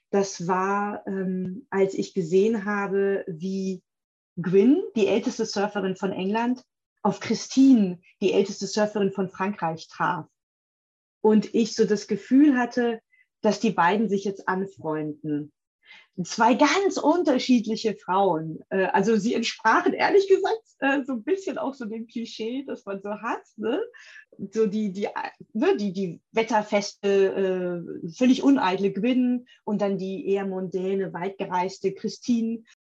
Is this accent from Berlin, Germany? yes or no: yes; Berlin, Germany; ich als Berlinerin, ne, ähm, ich muss ja immer reisen, um zu surfen.